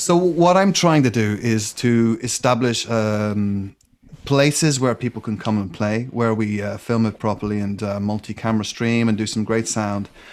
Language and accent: English; Ireland; growing up in Ireland